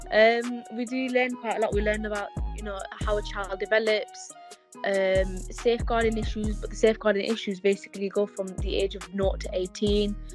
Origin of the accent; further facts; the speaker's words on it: Pakistan; because I'm an albino Pakistani, so it's quite different. So, um, obviously, I'm Pakistani